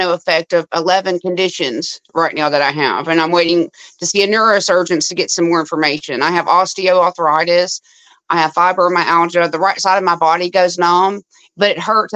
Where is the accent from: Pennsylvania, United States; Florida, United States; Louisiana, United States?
Louisiana, United States; I'm from Louisiana